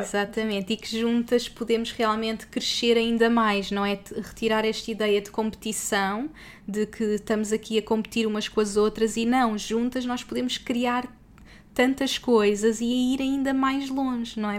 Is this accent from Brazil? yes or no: no; Portugal; moved away; Somos portuguesas pelo mundo